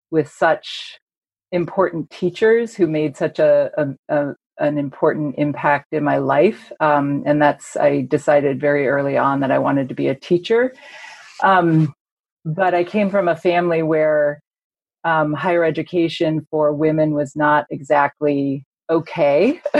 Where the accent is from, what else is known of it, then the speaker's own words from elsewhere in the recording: United Kingdom; now in United States; so I'm a British historian. I teach at Boston College.